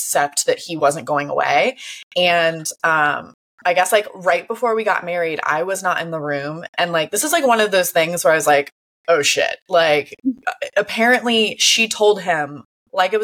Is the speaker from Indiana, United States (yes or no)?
no; Florida, United States; when I was a kid, growing up. I'm from Florida, small town Florida